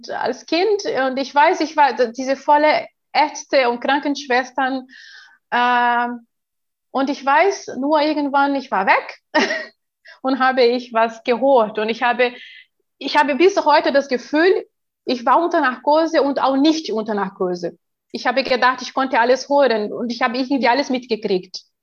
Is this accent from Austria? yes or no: no; Brazil; German is a second language; als ich neun Jahre alt äh, war, in Brasilien, ich bin ja Brasilianerin